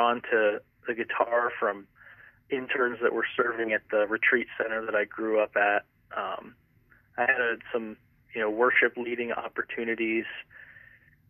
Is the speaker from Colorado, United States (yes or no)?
yes; Montrose, Colorado, United States; moved away as an adult; also born or lived in Highlands Ranch, Colorado / Irvine, California; I'm originally from Colorado. I grew up in the mountains outside Montrose, Cimarron area